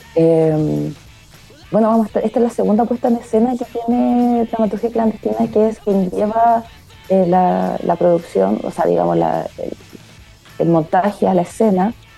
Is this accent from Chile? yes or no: yes; Lota, Biobío, Chile; yo soy de Lota, como que crié con este contexto a mi alrededor.